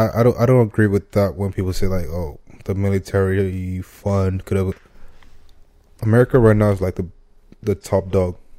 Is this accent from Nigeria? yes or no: yes; Nigeria; I'm Nigerian.